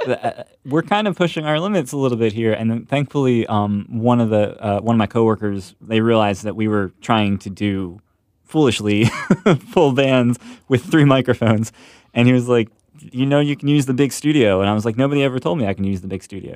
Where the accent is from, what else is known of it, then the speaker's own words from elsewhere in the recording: Ambler, Pennsylvania, United States; I'm from Ambler